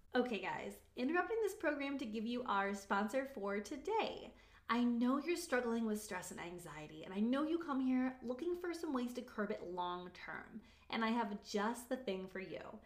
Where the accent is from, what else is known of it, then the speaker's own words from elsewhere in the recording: Reading, Pennsylvania, United States; also born or lived in Pittsburgh, Pennsylvania; I was born in Reading